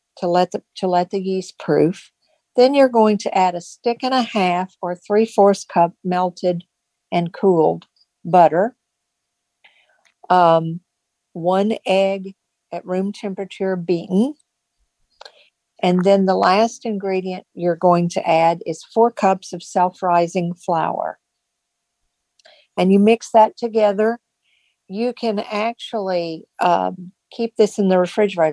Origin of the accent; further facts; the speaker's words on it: East Tennessee, United States; now in Virginia, United States; from a Lions Club in East Tennessee, where I grew up in Tennessee